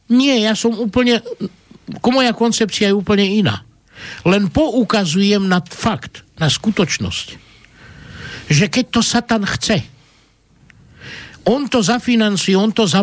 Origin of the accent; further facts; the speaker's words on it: Slovakia; ako človek som sa narodil tu na Slovensku, toto sú moje korene, toto je moja vlast, Slováci sú moji bratia, identifikujem sa ako Slovák, ale moja matka bola Rómka a ja som tiež Róm